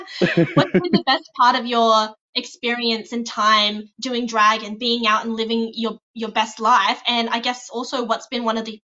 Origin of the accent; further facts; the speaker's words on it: Wagga Wagga, New South Wales, Australia; I grew up in Wagga Wagga, which is like a regional town in you know, regional New South Wales.